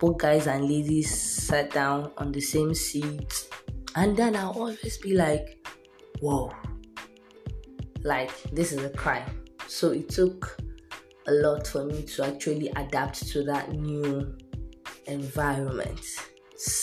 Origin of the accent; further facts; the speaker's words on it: Kano, Kano State, Nigeria; also born or lived in Ogun State; I was born and brought up in the northern part of Nigeria that Nigeria is having problems with right now, which is Kano.